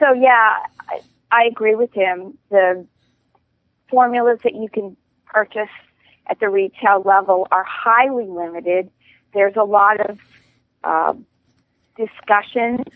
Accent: outside of Pittsburgh, Pennsylvania, United States; I grew up outside of Pittsburgh

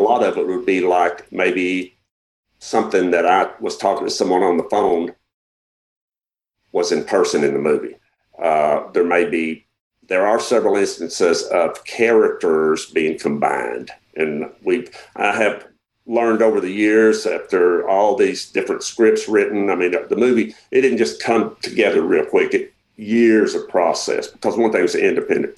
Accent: Arkansas, United States

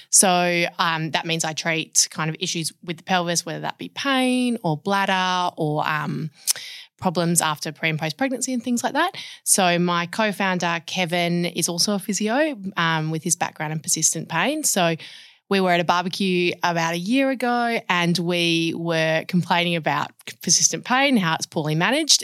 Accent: Perth, Western Australia, Australia; born and bred in Perth.

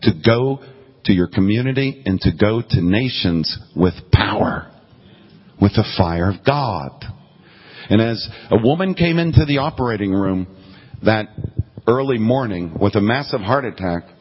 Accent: Florida, United States; I'm from Florida

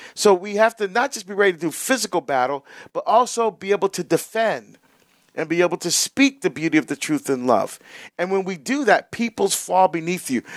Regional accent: New Jersey, United States; when I grew up in Jersey

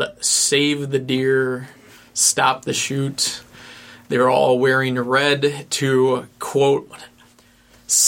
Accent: Central Lake, Michigan, United States; now in Ann Arbor, United States; Central Lake, Michigan in the northern Lower Peninsula is my hometown.

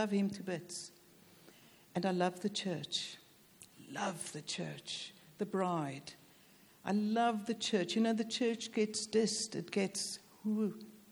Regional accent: South Africa; moved away; also born or lived in Cape Town, South Africa; Though I'm South African, my dad was British and moved to South Africa, so I've got a stake in this nation, do you see? So I'm British South African

